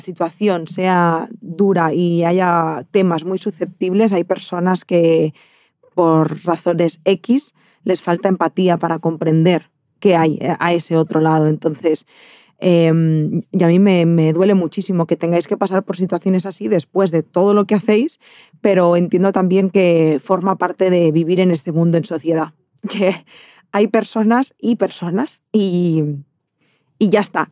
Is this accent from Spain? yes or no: yes; Barcelona, Catalonia, Spain; de donde yo soy, en, en Barcelona